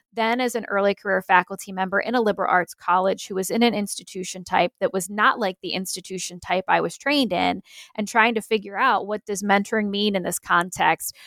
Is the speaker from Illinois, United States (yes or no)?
no; Pennsylvania, United States; moved away; I'm originally from Pennsylvania